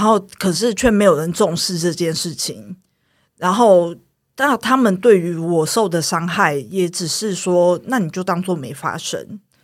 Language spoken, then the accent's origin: Chinese; Taiwan; 我是眷村长大的小孩，然后我是眷村第三代